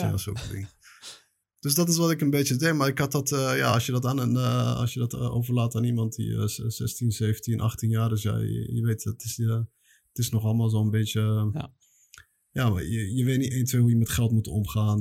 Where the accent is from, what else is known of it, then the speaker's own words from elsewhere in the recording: The Hague, South Holland, Netherlands; moved away as an adult; also born or lived in Belgium; now in Morocco; Ik ben opgegroeid in, ja, geboren in Spoorwijk in Den Haag. Maar eh, opgegroeid in eh, Transvaal eh, en dan een beetje Schilderswijk